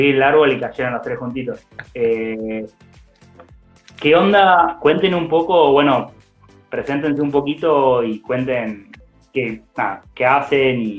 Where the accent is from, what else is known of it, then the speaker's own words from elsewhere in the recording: Buenos Aires, Argentina; qué porteño me siento cuando les hablo y ellos no me sacan que soy de Buenos Aires. Me preguntan si soy de Rosario, de Santa Fe, como que no, no es que dicen enseguida porteño.